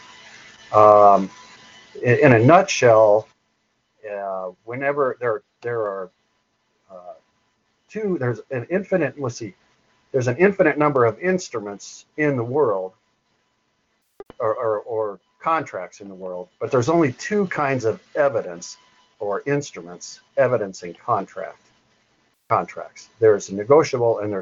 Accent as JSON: {"language": "English", "area": "Butte County", "region": "California", "country": "United States", "said": "I'm from the Butte County, California area. I just got burned out in the Paradise campfire here a few months ago"}